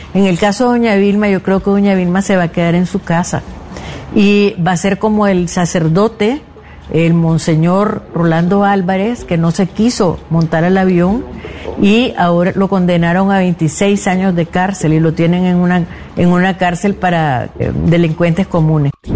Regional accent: Nicaragua; moved away as an adult; also born or lived in Managua; now in Spain; soy una poeta nicaragüense

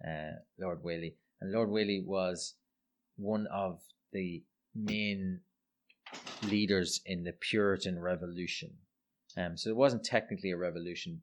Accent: Ireland; I'm Irish

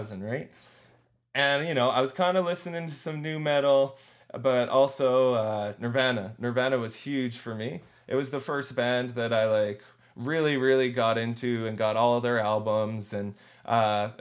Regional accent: Kenora, Ontario, Canada; also born or lived in Toronto; I was born in Toronto, but I was raised in Kenora, Ontario

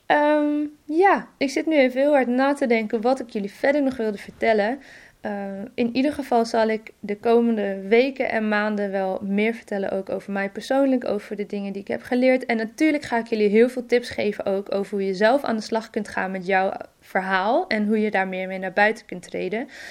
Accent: Friesland, Netherlands; Ik ben opgegroeid in Friesland samen met mijn broertje

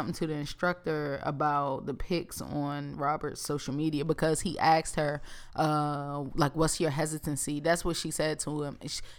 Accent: Dominican Republic; I'm from Dominican Republic.

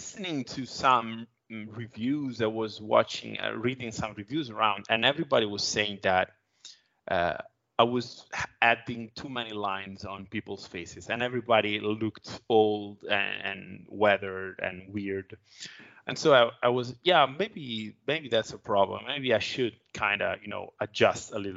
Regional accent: Italy; my hometown here in Italy

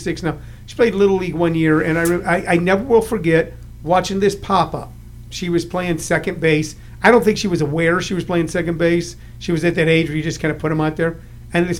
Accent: St. Louis, Missouri, United States; also born or lived in Los Angeles; now in Arizona, United States; I grew up in St. Louis

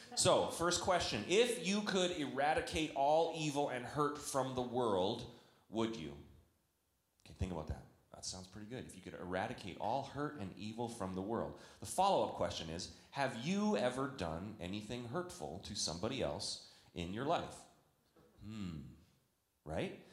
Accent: Canada; now in United States; I'm a Canadian.

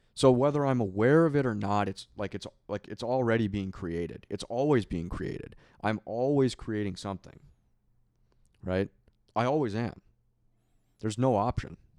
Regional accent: Minneapolis, Minnesota, United States; I grew up in Minneapolis, so we had the Mall of America

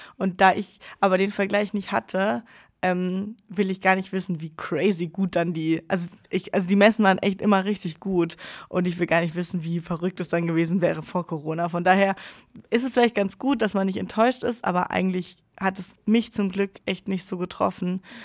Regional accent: Freiburg, Baden-Württemberg, Germany; moved away as an adult; now in Pforzheim, Germany; in meiner Heimat in Freiburg

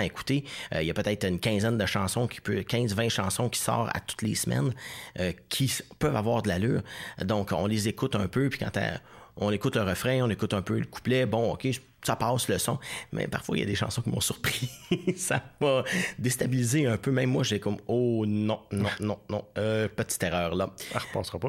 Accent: Saint-Constant, Quebec, Canada; moved away as an adult; also born or lived in La Prairie / Saint-Hubert / Natashquan; now in Outaouais, Canada; Je suis natif de Saint-Constant, petite ville

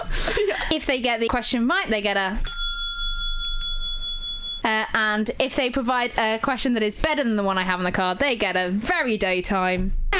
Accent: Lincolnshire, East Midlands, United Kingdom; I'm from Lincolnshire.

